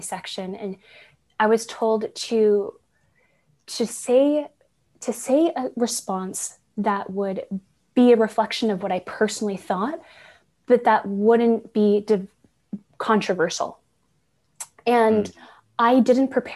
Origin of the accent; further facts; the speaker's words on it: San Francisco, California, United States; moved away as an adult; also born or lived in Santa Barbara, California; now in Vancouver, Canada; I was born and raised in San Francisco. I currently live in Vancouver, Canada.